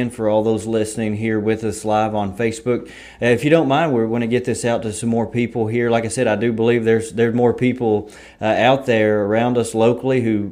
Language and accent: English; Berea, Kentucky, United States; I'm from Berea, so grew up there at Richmond Raceway